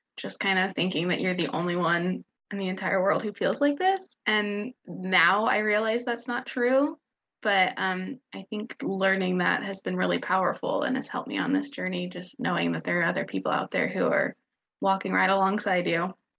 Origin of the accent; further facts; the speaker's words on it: Kansas, United States; I am from Kansas